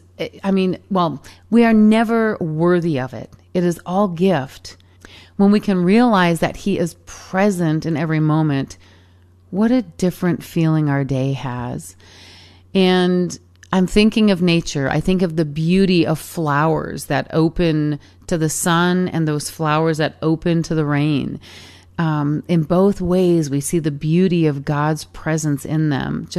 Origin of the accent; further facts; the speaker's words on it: Michigan, United States; as a little kid growing up in Michigan